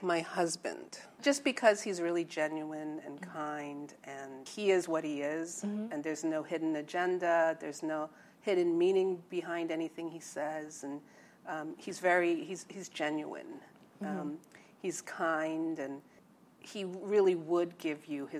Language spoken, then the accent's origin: English; New York, United States; moved away as an adult; also born or lived in Incheon, South Korea / Virginia / Long Island; now in Los Angeles, United States; I pretty much grew up in New York, parts in Manhattan, and then in the suburbs in Long Island